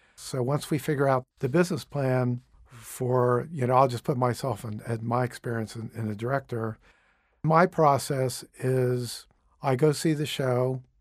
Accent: Cape Canaveral, Florida, United States; moved away; also born or lived in Boston / New York City; I actually grew up in Cape Canaveral

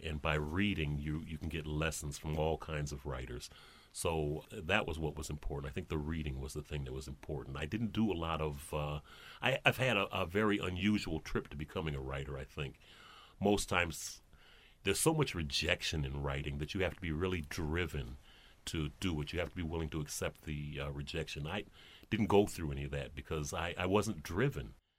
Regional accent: Flint, Michigan, United States; now in Detroit, United States; when I grew up in Flint

